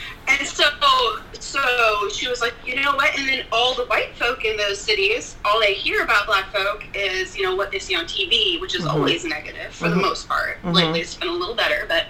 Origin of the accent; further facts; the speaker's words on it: Albany, Oregon, United States; I came from Albany, so there's nothing out there.